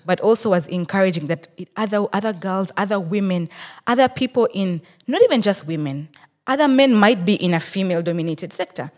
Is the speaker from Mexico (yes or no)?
no; Rukungiri, Western Region, Uganda; I am a Muchiga from Rukunjiri